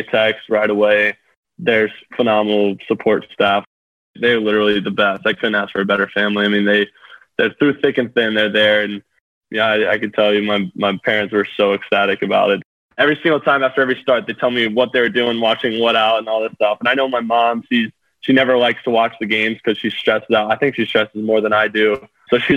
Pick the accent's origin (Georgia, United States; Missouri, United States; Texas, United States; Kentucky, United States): Georgia, United States; Atlanta; being from Atlanta